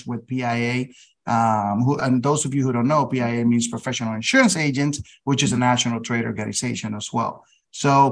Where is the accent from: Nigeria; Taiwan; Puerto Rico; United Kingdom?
Puerto Rico; San Juan; also born or lived in Massachusetts; Born and raised in San Juan, Puerto Rico